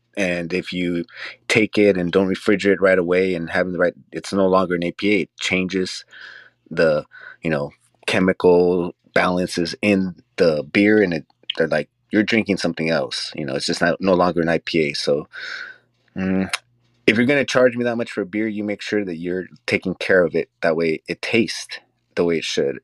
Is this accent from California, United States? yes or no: yes; Los Angeles, California, United States; we're from Los Angeles